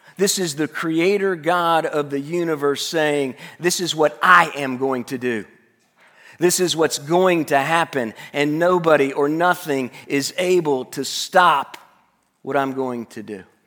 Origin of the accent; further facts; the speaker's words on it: Tuscaloosa, Alabama, United States; I Grew up in Tuscaloosa